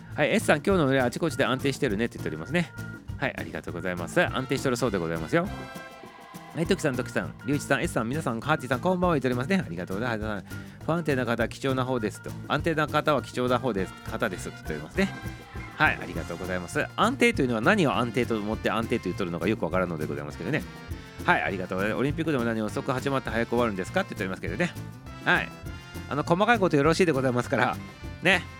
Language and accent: Japanese; Hokuriku, Japan; 北陸の出身でございます